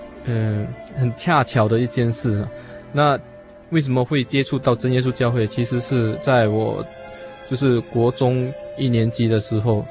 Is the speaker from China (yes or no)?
no; Singapore